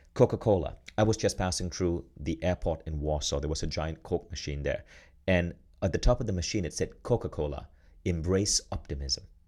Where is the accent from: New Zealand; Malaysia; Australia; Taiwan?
Malaysia; moved away as an adult; also born or lived in United States; now in Estonia; I grew up in Malaysia, and I've now left Malaysia. I now live in Estonia.